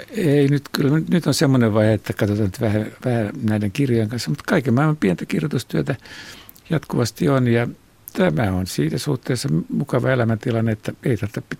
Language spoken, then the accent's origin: Finnish; Imatra, South Karelia, Finland; Minä olen Imatralta, niin tuota tämä on tämä murre on tämmöinen.